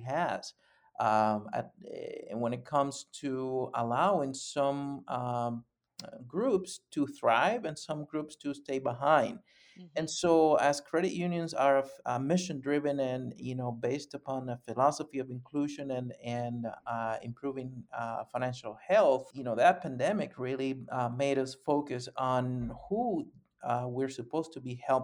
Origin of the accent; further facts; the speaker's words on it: Panama; moved away as an adult; now in Madison, United States; I was born and raised in Panama, and I've been here in the States, actually in Madison, Wisconsin, for the last almost 30 years.